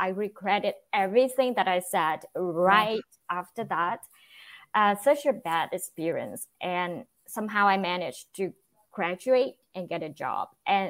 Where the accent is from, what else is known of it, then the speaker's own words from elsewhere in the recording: Vietnam; English is a second language; now in United States; I'm originally from Vietnam, but I live in the United States now.